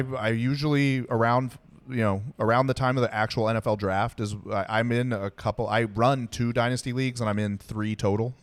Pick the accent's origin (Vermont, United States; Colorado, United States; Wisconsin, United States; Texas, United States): Texas, United States; I was born in Texas